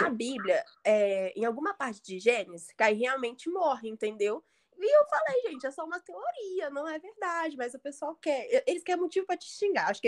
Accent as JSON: {"language": "Portuguese", "country": "Brazil", "said": "os melhores TikToks, assim, na minha opinião, não é porque sou brasileira."}